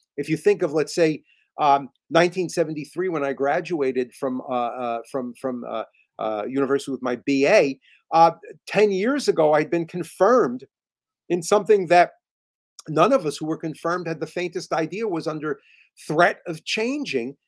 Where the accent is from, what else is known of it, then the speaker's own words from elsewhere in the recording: just outside New York City, New Jersey, United States; I, I, I grew up just outside of New York City, in New Jersey